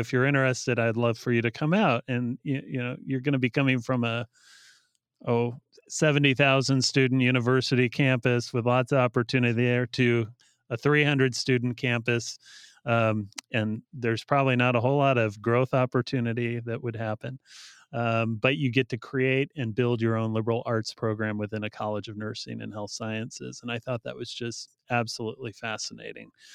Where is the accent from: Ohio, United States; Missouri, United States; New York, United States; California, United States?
Ohio, United States; Northwest; also born or lived in Bryan, Ohio / Defiance, Ohio / Lima, Ohio; I grew up in rural Northwest Ohio, uh, so I was, uh, born and raised in, uh, uh, towns that were probably too small to know, uh, for most people, but Bryan, Ohio, and Defiance